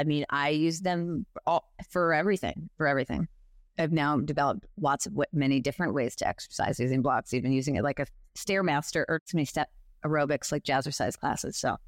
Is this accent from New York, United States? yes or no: yes; New York, United States; I am a New Yorker